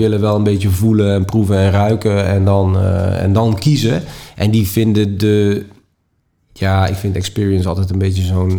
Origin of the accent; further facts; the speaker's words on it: Netherlands; We blijven nuchtere Hollanders